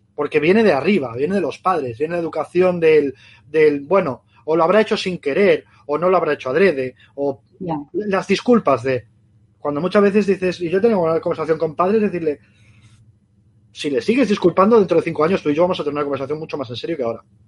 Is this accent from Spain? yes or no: yes; Galicia, Spain; now in Barcelona, Spain; yo soy gallego